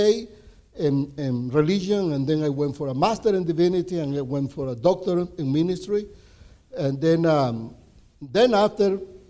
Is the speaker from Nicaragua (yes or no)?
yes; Nicaragua; first language Spanish; English is a second language; moved away as an adult; now in United States; I'm from Nicaragua